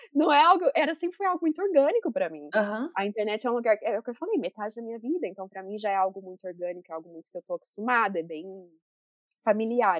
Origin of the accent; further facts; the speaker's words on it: Brazil; moved away as an adult; now in United States; eu sou brasileira.